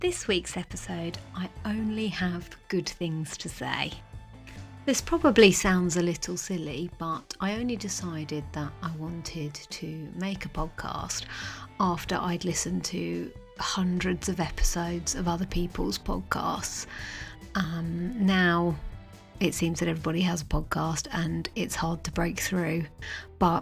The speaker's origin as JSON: {"language": "English", "country": "United Kingdom", "said": "I am British"}